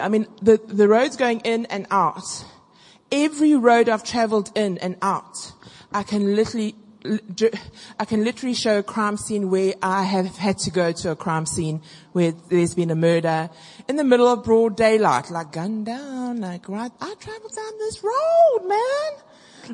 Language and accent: English; South Africa; now I'm really South African